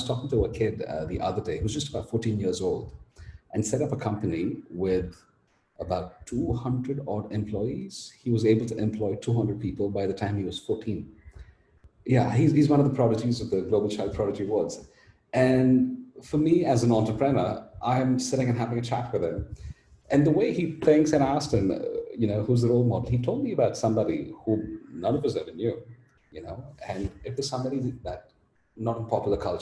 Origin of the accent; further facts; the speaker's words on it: India; also born or lived in Australia / France / Dubai; I'm Indian